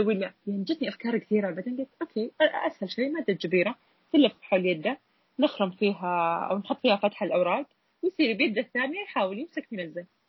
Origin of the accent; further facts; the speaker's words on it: Saudi Arabia; عندنا بالسعودية